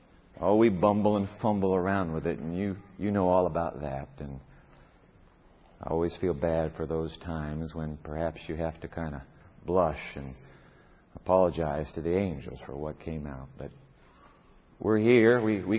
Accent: Japan; You know, I was born in Japan, grew up there in the land of the rising sun.

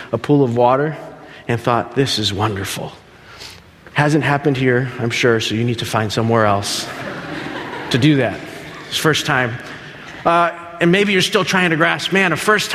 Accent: Berrien Springs, Michigan, United States; also born or lived in Dominican Republic; Left when I was 5 years old, came here to Michigan, Berrien Springs

